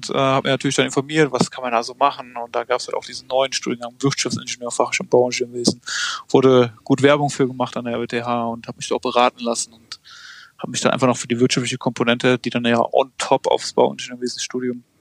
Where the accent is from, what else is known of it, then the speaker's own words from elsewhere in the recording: Merzenich, North Rhine-Westphalia, Germany; Ich meine, ich komme ich komme ja ursprünglich aus Merzen, nicht bei Düren. Das war, mein Horizont ging von Köln bis Aachen